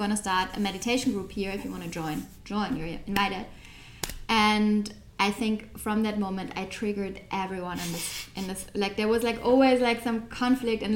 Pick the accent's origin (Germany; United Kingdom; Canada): Germany; I grew up in Germany, I'm raised by two Turkish parents